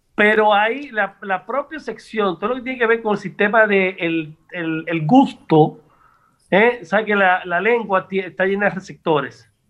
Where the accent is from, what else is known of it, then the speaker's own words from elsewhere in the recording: Santo Domingo, Distrito Nacional, Dominican Republic; also born or lived in Tamboril; Yo nací en la capital y por el Roy, pero mi familia es de Tamboril